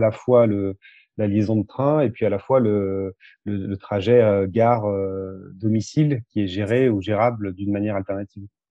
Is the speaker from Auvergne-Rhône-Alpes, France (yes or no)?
yes; Thiers, Auvergne-Rhône-Alpes, France; also born or lived in Limoges; j'ai grandi à côté de Thiers